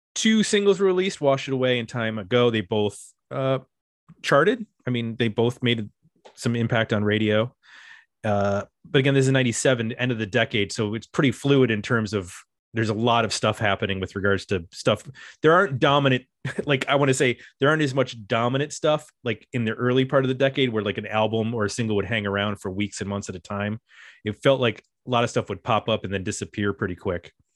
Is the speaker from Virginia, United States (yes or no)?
no; Powell, Ohio, United States; my hometown